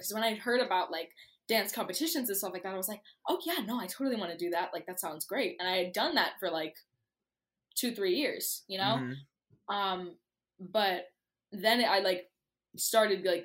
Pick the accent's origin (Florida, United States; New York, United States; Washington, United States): New York, United States; New York City; I'm from the Bronx. I was born and raised in the Bronx. I still live in the Bronx